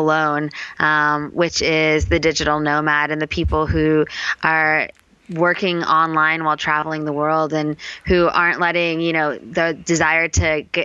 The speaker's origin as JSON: {"language": "English", "town": "Palo Alto", "region": "California", "country": "United States", "tie": "born or raised there", "also_born_or_lived": "New York / Boulder, Colorado / Vietnam", "moved": "as an adult", "lives_now": "Chiang Mai, Thailand", "said": "I grew up in the Bay Area of California"}